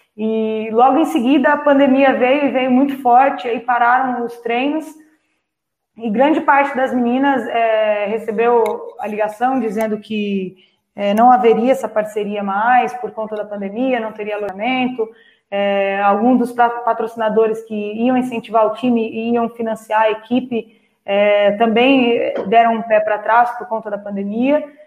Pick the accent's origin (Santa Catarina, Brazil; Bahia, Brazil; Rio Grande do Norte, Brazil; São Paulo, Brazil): São Paulo, Brazil; Itapecerica da Serra; cidade de Tapicerica da Serra, que é onde eu nasci.